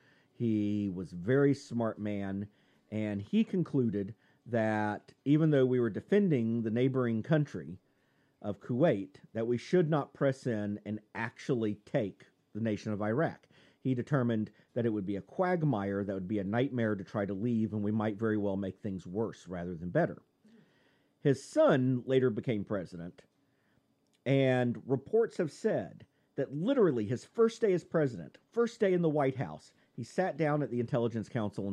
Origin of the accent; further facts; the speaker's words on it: Texas, United States; I'm from Texas, goddammit. That's what we do. And the family is from Texas.